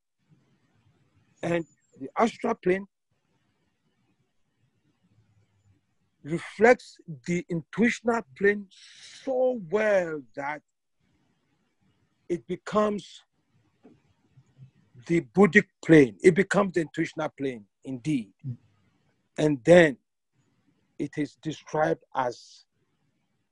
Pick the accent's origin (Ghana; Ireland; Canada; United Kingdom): Ghana; moved away; I'm originally from Ghana, and I get the chance usually to visit every year.